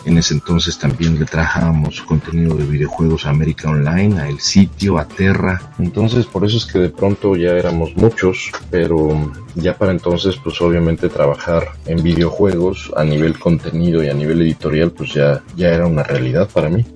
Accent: Toluca, State of Mexico, Mexico; moved away as an adult; yo soy de Toluca

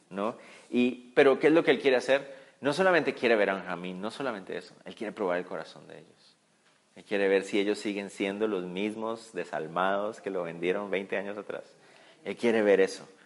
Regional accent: Israel; No, no somos espías. Somos, somos israelitas, venimos d

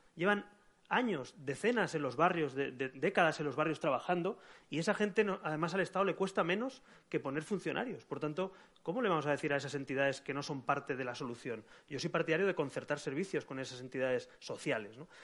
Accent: Catalonia, Spain; yo soy catalán

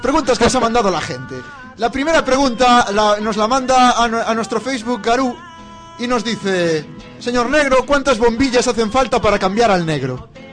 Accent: Santiago de Compostela, Galicia, Spain; Yo soy de Santiago

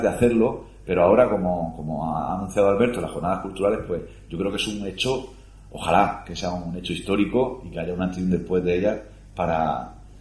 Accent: Cartagena, Region of Murcia, Spain; que soy de Cartagena

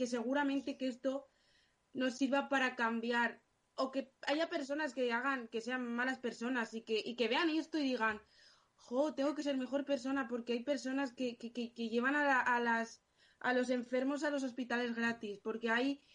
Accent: Alcorcón, Community of Madrid, Spain; yo soy de Alcorcón

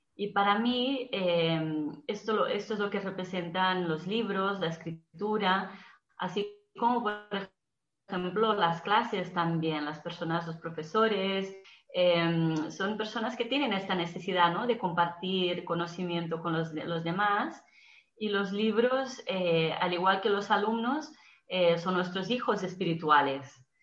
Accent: Brazil; now in Barcelona, Spain; yo soy de origen brasileña, aunque emigré a España

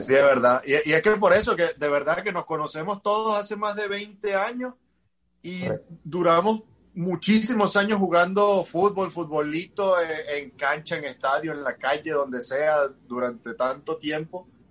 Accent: Venezuela; now in Sochi, Russia; somos los cuatro de Venezuela

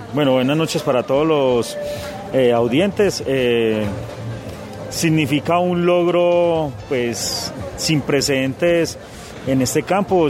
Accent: Pereira, Risaralda, Colombia; also born or lived in Anserma, Caldas; soy oriundo de Anserma. Eh, muy temprana, muy cortada me desplazé a la ciudad de Pereira con mi familia

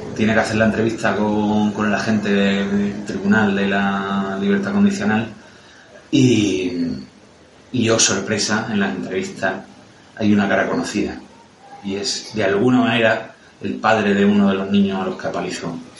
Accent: Aragon, Spain; soy maño

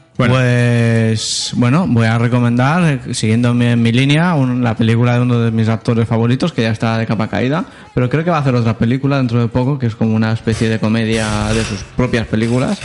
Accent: Spain; soy español

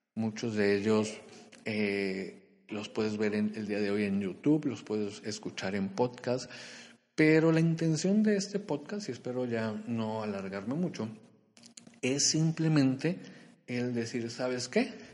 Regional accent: Culiacán, Sinaloa, Mexico; moved away as an adult; also born or lived in Monterrey, Nuevo León; Yo soy de Culiacán, Sinaloa

